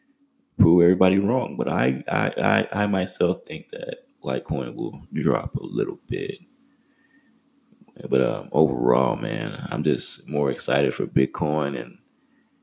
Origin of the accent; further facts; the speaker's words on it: Texas, United States; I'm from Texas